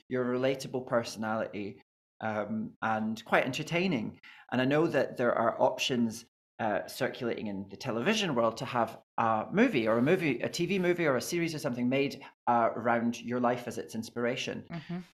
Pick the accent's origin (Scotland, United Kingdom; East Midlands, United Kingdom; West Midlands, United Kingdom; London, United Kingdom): Scotland, United Kingdom; I'm Scottish